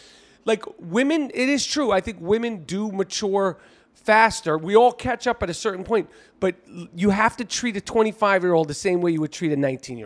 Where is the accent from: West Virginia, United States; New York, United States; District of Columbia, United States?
New York, United States; New York City; Can't wait to perform at Caroline's in New York City. And, you know, it's my hometown. I grew up here